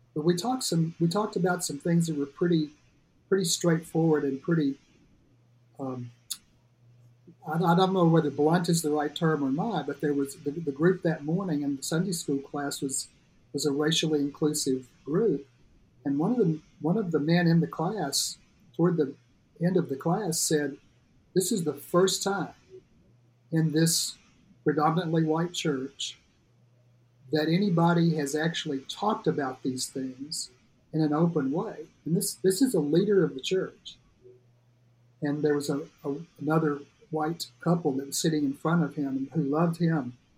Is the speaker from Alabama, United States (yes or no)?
yes; North Alabama, United States; moved away as an adult; also born or lived in Nashville, Tennessee; growing up in my hometown in North Alabama